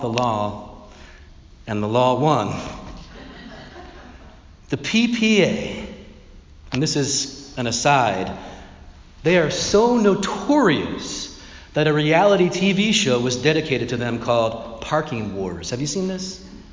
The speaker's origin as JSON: {"language": "English", "town": "Philadelphia", "region": "Pennsylvania", "country": "United States", "moved": "yes", "lives_now": "Mountainside, United States", "said": "I will always see myself as a Philadelphian"}